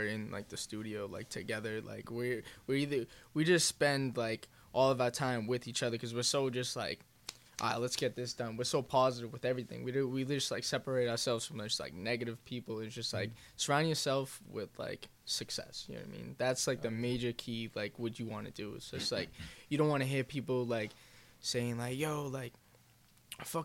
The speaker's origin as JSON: {"language": "English", "town": "Medford", "region": "Massachusetts", "country": "United States", "said": "I'm from Medford"}